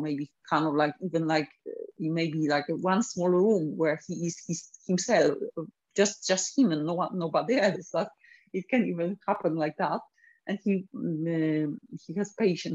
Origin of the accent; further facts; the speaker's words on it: Poland; now in United Kingdom; I'm originally from Poland